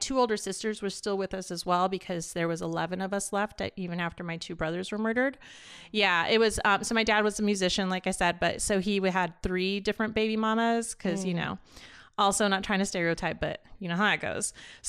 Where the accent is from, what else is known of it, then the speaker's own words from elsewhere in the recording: Los Angeles, California, United States; born there; My story started here in LA, and I was born in East